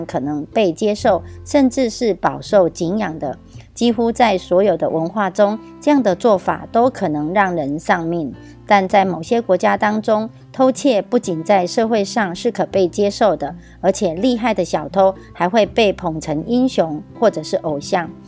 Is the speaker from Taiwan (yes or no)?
yes; Miaoli County, Taiwan